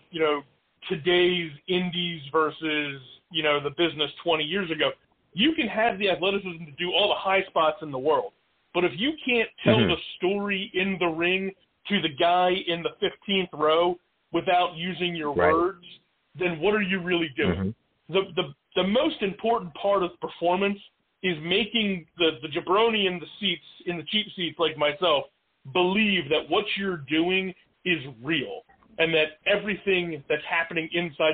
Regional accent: New Jersey, United States; I'm born and raised in South Jersey

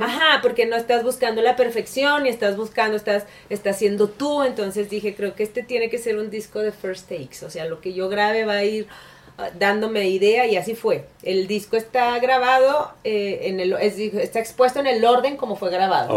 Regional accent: Mexico; also born or lived in San Luis Potosí / Guadalajara; Literalmente mi niñez fue en San Luis Potosí y en Guadalajara

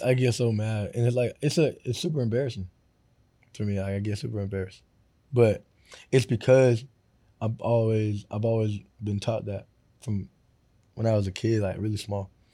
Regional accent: Florida, United States; I grew up in Florida

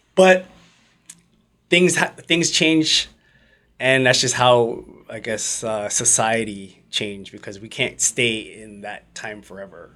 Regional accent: Mississauga, Ontario, Canada; We're from Mississauga

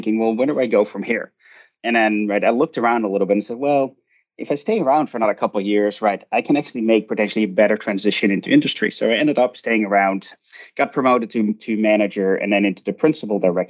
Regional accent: Netherlands; moved away as an adult; also born or lived in Glasgow, United Kingdom; now in United States; I grew up in the Netherlands and I did my undergraduate in international management there

